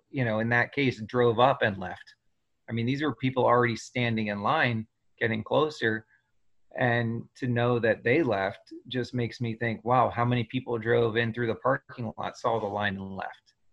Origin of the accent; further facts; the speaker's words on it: New Jersey, United States; you know I grew up in New Jersey with a lot of friends that were people of color